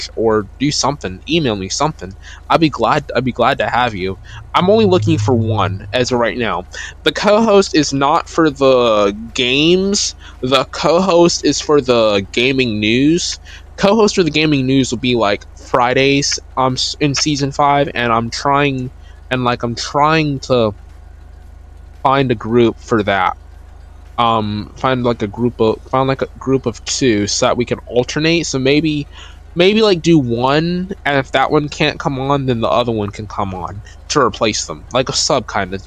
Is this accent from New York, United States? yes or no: no; North Carolina, United States; My hometown actually has 15% of all of North Carolina's total plays